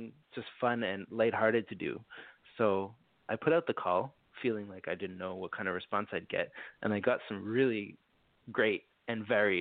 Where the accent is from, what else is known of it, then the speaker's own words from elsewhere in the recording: Montreal, Quebec, Canada; I'm from Montreal, so I speak French